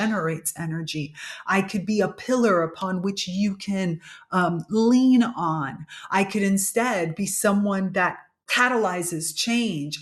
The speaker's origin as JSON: {"language": "English", "town": "Miami", "region": "Florida", "country": "United States", "tie": "born or raised there", "said": "My parents are Cuban, but I was grow, grew up in Miami, Florida, which is basically North Cuba"}